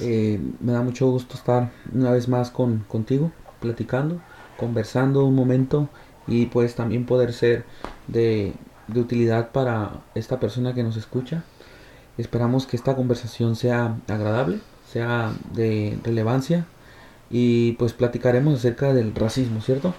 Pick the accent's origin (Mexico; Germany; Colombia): Mexico; en mi sociedad, en mi colonia, en mi país